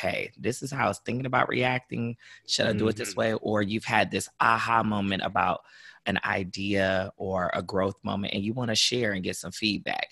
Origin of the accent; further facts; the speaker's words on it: Mansfield, Ohio, United States; moved away as an adult; now in Cincinnati, United States; I'm from Mansfield, grew up there, small city